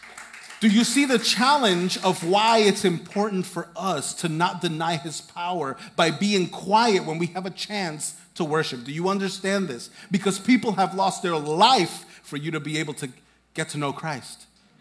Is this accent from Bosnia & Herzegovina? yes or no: no; Hempstead, New York, United States; I'm from Hempstead.